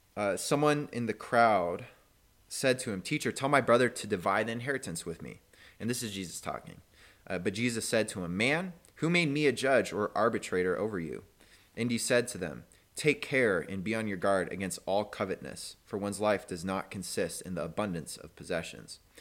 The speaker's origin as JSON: {"language": "English", "country": "United States", "said": "for us as an American"}